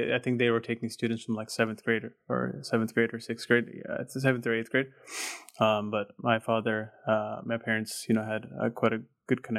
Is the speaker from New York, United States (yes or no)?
no; Chicago, Illinois, United States; I grew up, born and raised in Chicago